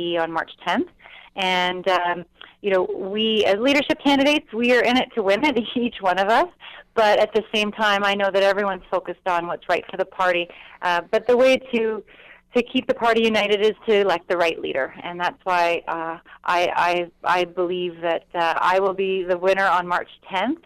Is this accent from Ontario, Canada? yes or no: yes; Ottawa, Ontario, Canada; growing up in Ottawa with my parents involved